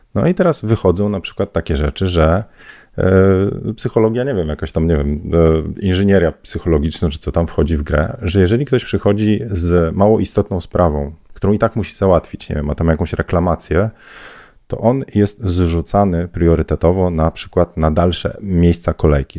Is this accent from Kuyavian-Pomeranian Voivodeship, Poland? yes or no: yes; Bydgoszcz, Kuyavian-Pomeranian Voivodeship, Poland; Ja z Bydgoszczy